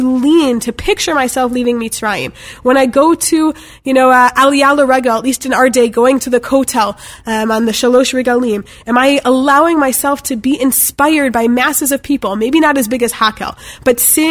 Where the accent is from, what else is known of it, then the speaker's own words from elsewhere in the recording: Chicago, Illinois, United States; I'm from Chicago